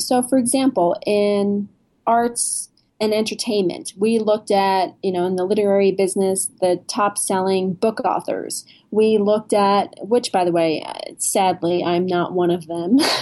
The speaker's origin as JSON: {"language": "English", "region": "New Jersey", "country": "United States", "said": "I'm from New Jersey."}